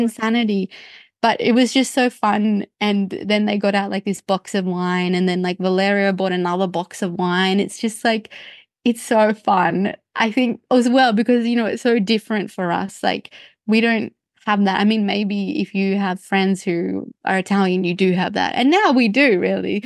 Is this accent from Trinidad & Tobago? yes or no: no; Australia; as a, as an Australian